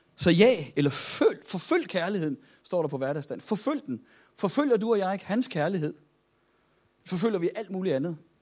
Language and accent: Danish; Copenhagen, Capital Region of Denmark, Denmark; Nu er jeg jo fra København